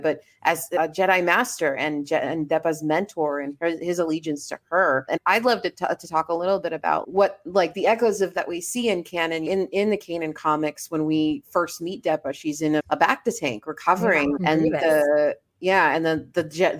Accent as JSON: {"language": "English", "town": "Miami", "region": "Florida", "country": "United States", "tie": "born or raised there", "said": "I grew up in Miami, which is just like very multicultural"}